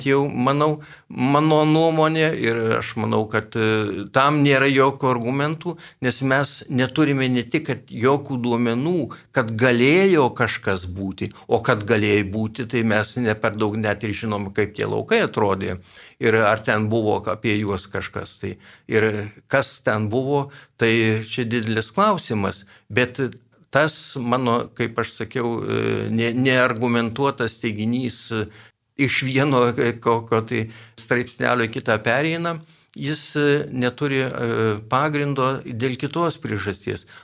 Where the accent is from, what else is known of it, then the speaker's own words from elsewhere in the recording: Lithuania; mes lietuviai